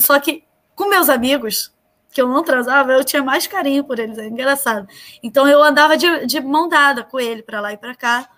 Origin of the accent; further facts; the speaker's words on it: Nova Iguaçu, Rio de Janeiro, Brazil; eu nasci em Nova Iguaçu